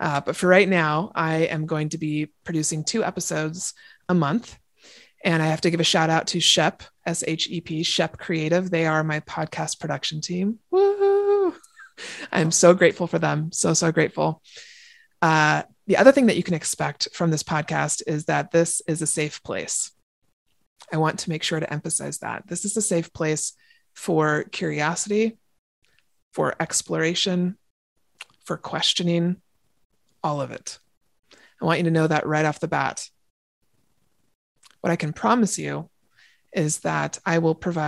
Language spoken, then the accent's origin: English; Seattle, Washington, United States; now in Everett, United States; I am from Seattle, Washington, born and raised. I now live in Everett, Washington, just north of Seattle